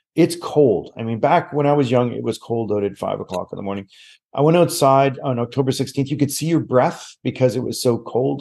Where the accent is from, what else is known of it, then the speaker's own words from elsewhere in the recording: Nova Scotia, Canada; moved away as an adult; also born or lived in Calgary; I am born and raised in Nova Scotia